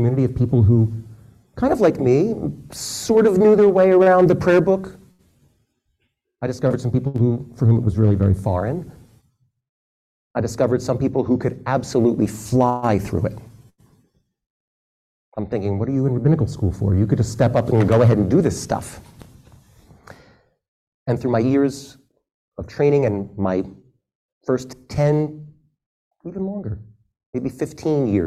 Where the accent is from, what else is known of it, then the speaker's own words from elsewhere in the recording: Philadelphia, Pennsylvania, United States; I was raised in the Philadelphia area